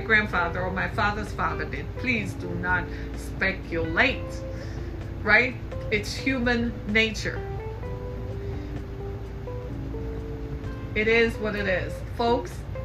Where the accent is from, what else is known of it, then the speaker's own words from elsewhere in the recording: Jamaica; I grew up in the British Caribbean in Jamaica